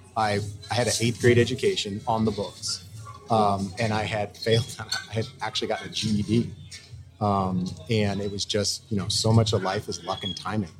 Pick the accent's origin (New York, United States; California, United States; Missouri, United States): Missouri, United States; St. Louis; moved away; I'm a guy from St. Louis, Missouri